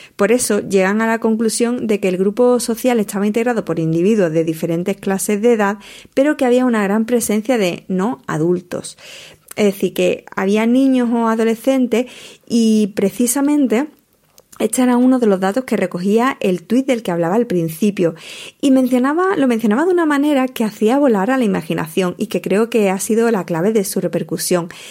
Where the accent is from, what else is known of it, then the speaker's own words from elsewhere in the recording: Almonte, Andalusia, Spain; en mi tierra, más concretamente en la playa de Matalascaña